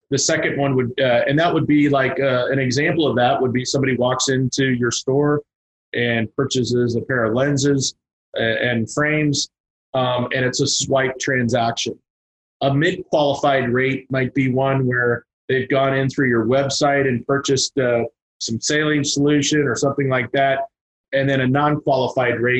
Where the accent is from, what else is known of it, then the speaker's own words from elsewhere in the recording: Teaneck, New Jersey, United States; born there; moved away; also born or lived in Kansas; so uh, I'm from the. I was born in Teaneck, New Jersey. Moved to Kansas in 1973, uh, and uh